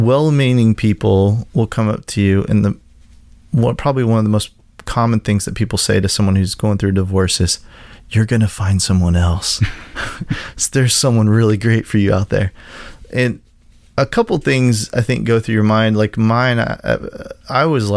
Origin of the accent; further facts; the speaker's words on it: Kansas, United States; moved away; in the church that I grew up in Kansas